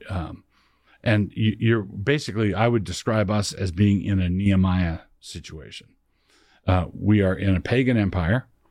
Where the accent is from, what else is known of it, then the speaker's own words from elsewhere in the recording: Annapolis, Maryland, United States; I grew up in Annapolis, Maryland. That was my hometown